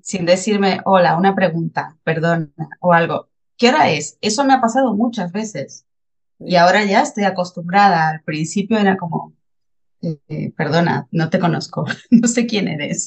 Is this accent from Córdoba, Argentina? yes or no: no; Buenos Aires, Argentina; moved away as an adult; now in Spain; yo soy de Buenos Aires, pero vivo en España desde hace 16 años, 15, 16 años